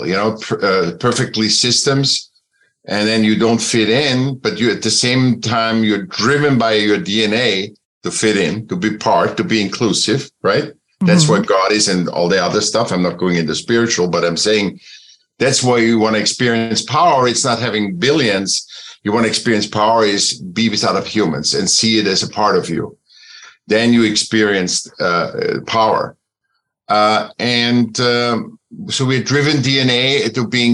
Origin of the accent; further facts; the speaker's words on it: Vienna, Austria; I was born in Vienna, was a sick child. I got into school when I was seven